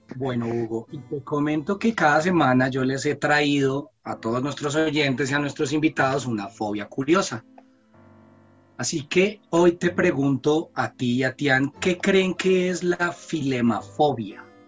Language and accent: Spanish; Colombia; nosotros crecimos acá en Colombia con muchas novelas mexicanas